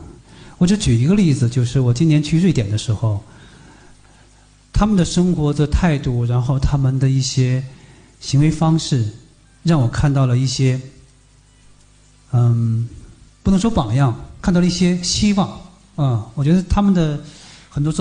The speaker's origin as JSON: {"language": "Chinese", "region": "Northeast China", "country": "China", "tie": "born or raised there", "said": "这是一件在我的家乡，在我东北的老家里面看似非常疯狂的一件事情"}